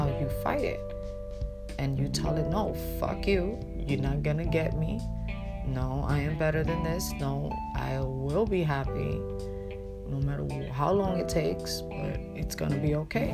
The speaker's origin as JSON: {"language": "English", "town": "New York City", "region": "New York", "country": "United States", "tie": "born or raised there", "moved": "as an adult", "lives_now": "Pennsylvania, United States", "said": "I'm from Brooklyn, New York, I was raised there for more than 25 years. You know, I came to Pennsylvania basically at 32 years old"}